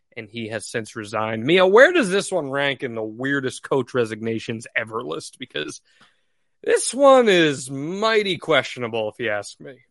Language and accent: English; Northeast, United States; how we were raised in the Northeast